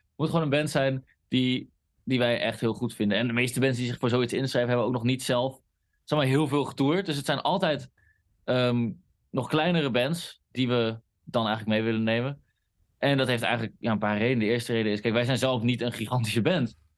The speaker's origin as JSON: {"language": "Dutch", "region": "Groningen", "country": "Netherlands", "said": "wij komen uit Groningen"}